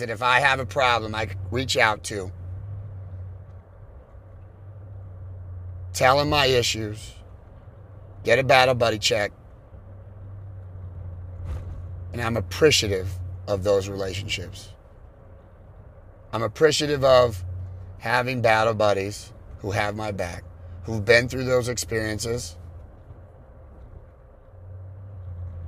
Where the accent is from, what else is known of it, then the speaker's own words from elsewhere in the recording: California, United States; I'm from California.